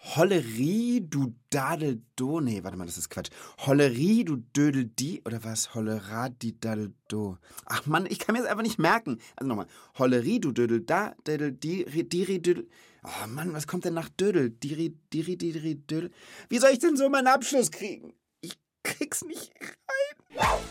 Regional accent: Rhenish Hesse, Rhineland-Palatinate, Germany; Aber ich komme auch nicht aus Bayern, sondern aus Reuhesse

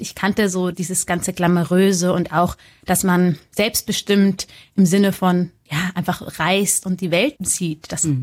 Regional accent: Munich, Bavaria, Germany; ich komme ja aus München

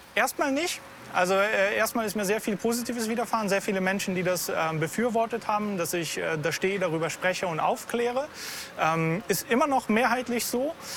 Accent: Bulgaria; German is a second language; now in Germany; Als Bulgare, als Migrant

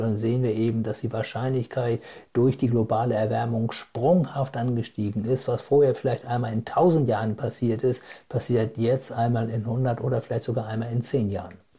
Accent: Germany; bei uns in Deutschland

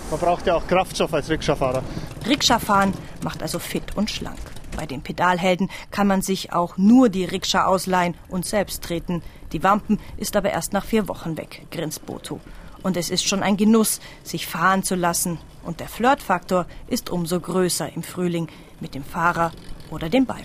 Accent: Gelsenkirchen, North Rhine-Westphalia, Germany; Wir kommen aus Gelsenkirchen.

